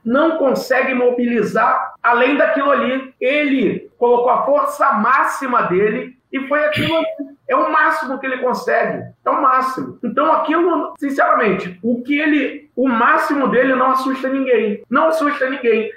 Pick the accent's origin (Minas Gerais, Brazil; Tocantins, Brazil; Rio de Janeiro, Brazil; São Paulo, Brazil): Rio de Janeiro, Brazil; sou morador de Big Field, né? Campo Grande, bairro aqui do, do nosso querido Rio de Janeiro